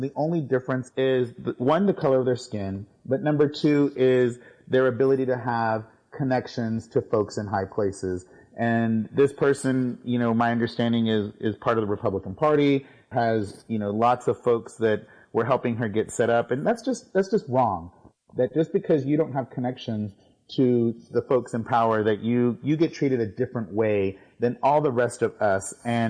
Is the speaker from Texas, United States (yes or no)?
yes; Houston, Texas, United States; now in Dallas, United States; I was actually born and raised in Houston in Spring Branch and went to Northbrook High School. I live in the city of Dallas now